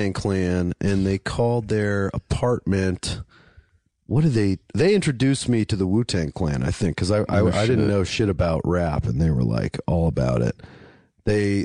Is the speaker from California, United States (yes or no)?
no; Pittsburgh, Pennsylvania, United States; moved away as an adult; also born or lived in Winston-Salem, North Carolina; Outside of Pittsburgh, Pennsylvania